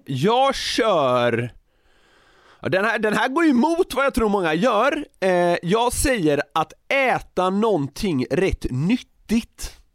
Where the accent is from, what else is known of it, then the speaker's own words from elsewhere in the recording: Gothenburg, Västra Götaland, Sweden; now in Stockholm, Sweden; där jag växte upp i södra Göteborg